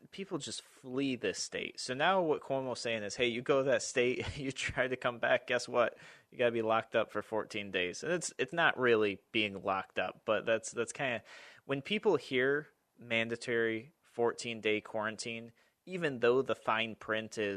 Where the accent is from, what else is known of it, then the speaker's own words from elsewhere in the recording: Albany, New York, United States; I'm yep. from Albany.